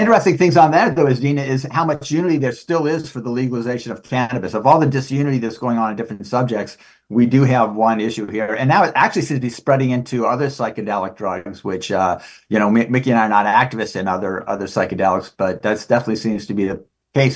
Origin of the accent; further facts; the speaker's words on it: Maryland, United States; growing up in Maryland